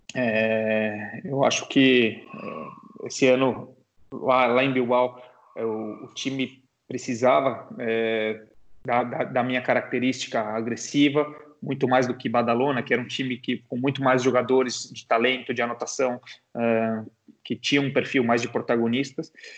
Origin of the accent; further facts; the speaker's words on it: Brazil; nós como jogadores e como torcedores e como brasileiros